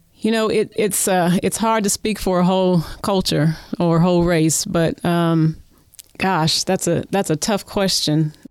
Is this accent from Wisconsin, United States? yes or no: no; Oklahoma City, Oklahoma, United States; we both live in Oklahoma City. I was born and raised here